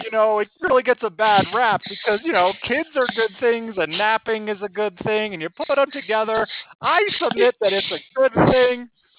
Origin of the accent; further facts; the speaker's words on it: France; moved away as an adult; now in Stockholm, Sweden; I grew up in France and then moved up to Stockholm during a spring break in college.